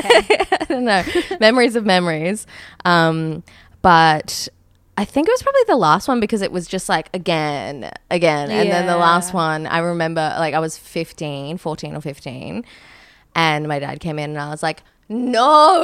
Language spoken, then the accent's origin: English; Queensland, Australia; born or raised there